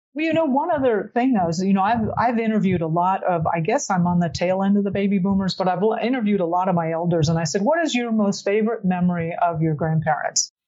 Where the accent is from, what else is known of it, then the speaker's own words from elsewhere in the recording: South Florida, United States; I grew up in Florida